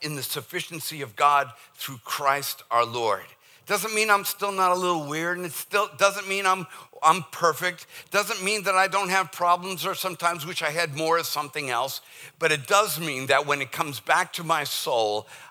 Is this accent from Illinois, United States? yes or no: no; Boston, Massachusetts, United States; accent: Boston; moved away; my Boston accent